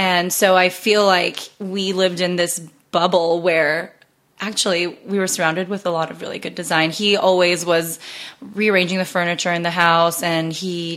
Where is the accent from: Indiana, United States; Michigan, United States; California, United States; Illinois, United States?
California, United States; Los Gatos or San Jose; growing up in Los Gatos or San Jose, California